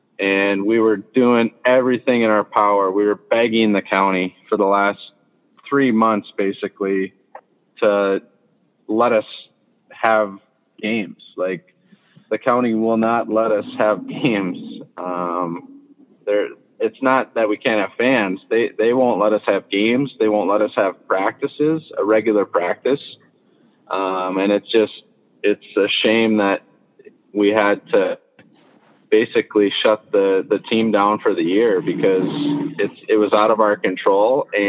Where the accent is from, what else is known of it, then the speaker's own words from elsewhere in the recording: Midwest, United States; I mean, I grew up in the Midwest. I wanted to get kind of come home.